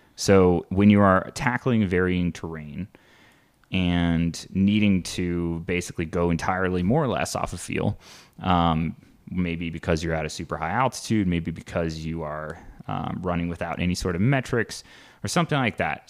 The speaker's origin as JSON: {"language": "English", "region": "Midwest", "country": "United States", "tie": "born or raised there", "said": "growing up in the Midwest"}